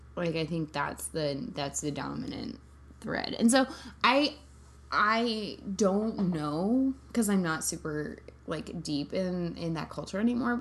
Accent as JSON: {"language": "English", "region": "Central California", "country": "United States", "tie": "born or raised there", "said": "I grew up in Central California around guns"}